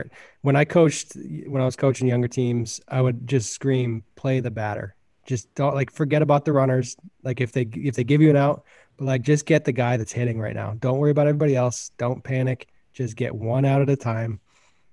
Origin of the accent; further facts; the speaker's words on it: New Hampshire, United States; moved away as an adult; also born or lived in Vermont; being a kid from New Hampshire